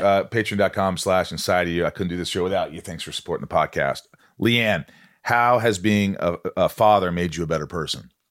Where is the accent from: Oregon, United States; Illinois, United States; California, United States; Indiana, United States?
Indiana, United States; born or raised there; also born or lived in New York